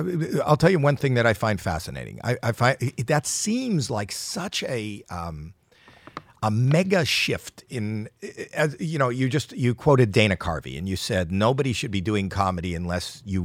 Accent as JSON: {"language": "English", "country": "Canada", "said": "I'm Canadian."}